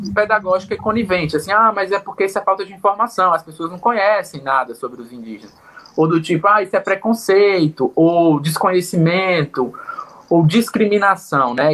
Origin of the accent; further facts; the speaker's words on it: Northeast Region, Brazil; moved away; por vir do Nordeste